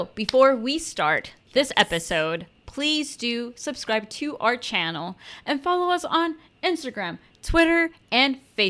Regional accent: Dallas, Texas, United States; I am from Dallas, Texas.

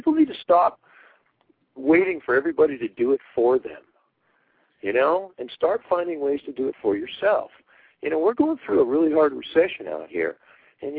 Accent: United States; I'm an American

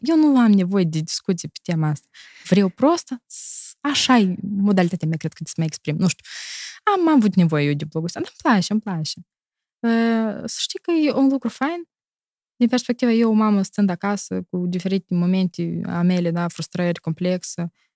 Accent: Moldova; moved away as an adult; now in Italy; eu sunt moldovanc din Moldova

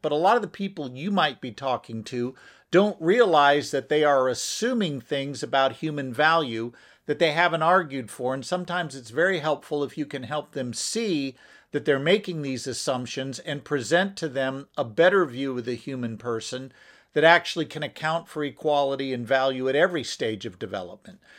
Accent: United States; I'm an American

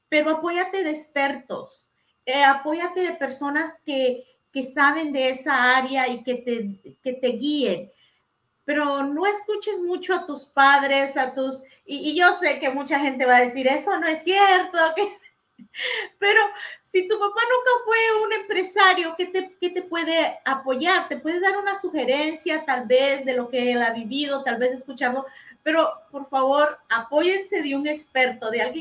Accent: El Salvador; moved away; cuando yo estaba creciendo en El Salvador

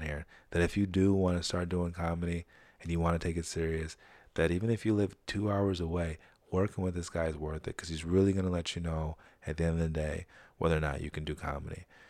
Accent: Saratoga, United States; growing up in Saratoga.

